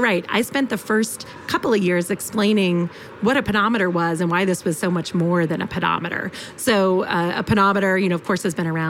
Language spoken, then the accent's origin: English; Boston, Massachusetts, United States; moved away as an adult; also born or lived in Illinois; now in Bay Area, United States; I grew up in Boston, or the Boston area, Metro Boston area.